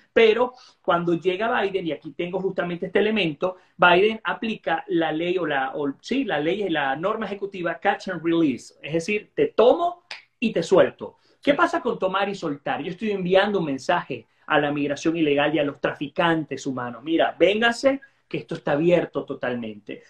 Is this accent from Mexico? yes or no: no; Guayana, Venezuela; now in Florida, United States; Yo soy de Guayana